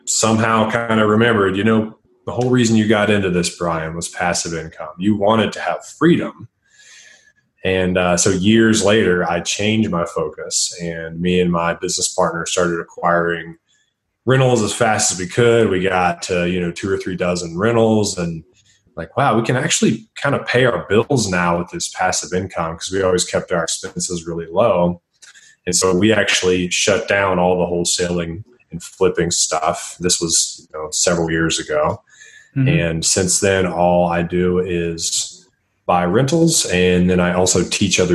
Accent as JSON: {"language": "English", "region": "Tennessee", "country": "United States", "also_born_or_lived": "Nashville, Tennessee", "moved": "as an adult", "lives_now": "Denver, United States", "said": "I live in Denver, Colorado. I'm originally from Tennessee."}